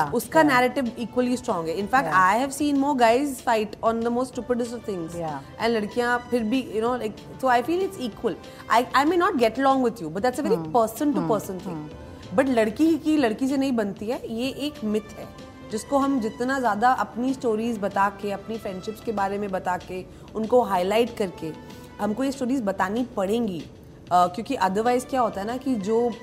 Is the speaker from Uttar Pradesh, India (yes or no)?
no; Delhi, India; moved away; दिल्ली इतना प्यारा शहर है मेरा मतलब घर है मैं पली बड़ी हूँ यहाँ